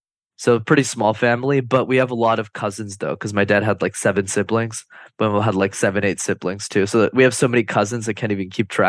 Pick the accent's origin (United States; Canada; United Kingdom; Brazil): Canada; Montreal, Quebec; born and raised in Montreal, Canada. I still live there to this day. And my parents immigrated from Sri Lanka in the early 90s.